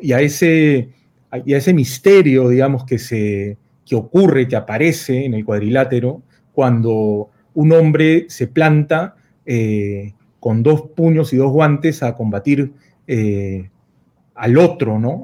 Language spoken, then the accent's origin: Spanish; Peru; como muchos peruanos